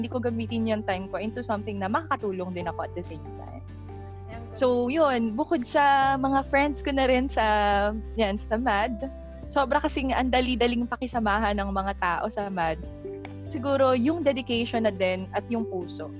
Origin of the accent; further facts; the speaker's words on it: Pasig, Metro Manila, Philippines; I'm from Pasig City.